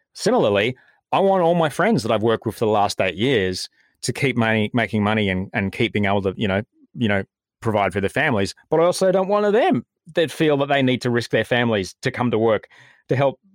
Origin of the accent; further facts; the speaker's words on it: Brisbane, Queensland, Australia; moved away as an adult; also born or lived in Adelaide / United States; now in Sydney, Australia; did pretty much all of the growing up stuff in, in Brisbane